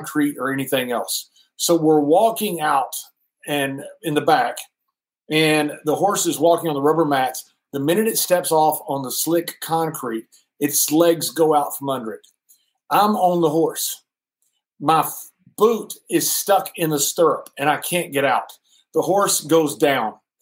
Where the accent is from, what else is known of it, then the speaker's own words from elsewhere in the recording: Sweetwater, Texas, United States; also born or lived in Abilene, Texas; Growing up in Sweetwater, we had to round up cattle a few times a year